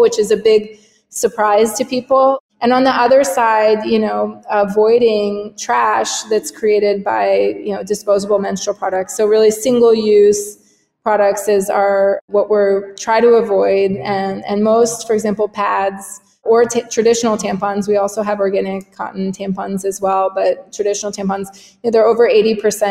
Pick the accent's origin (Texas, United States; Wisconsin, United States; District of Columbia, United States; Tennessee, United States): District of Columbia, United States; Washington; moved away as an adult; also born or lived in Berkeley / Switzerland; now in Brazil; I'm from the Washington, D.C. area originally